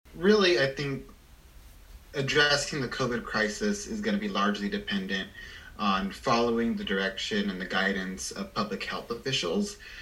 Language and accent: English; Salinas, California, United States; I'm born and raised in Salinas.